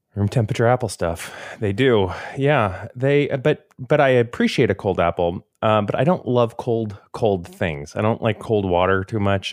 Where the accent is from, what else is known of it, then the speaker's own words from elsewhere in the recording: Florida, United States; growing up in Florida